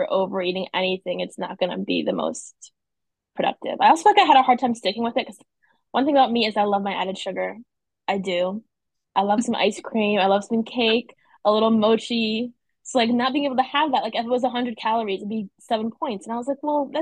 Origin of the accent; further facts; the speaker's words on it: North Carolina, United States; I'm from North Carolina. I've been here my whole life.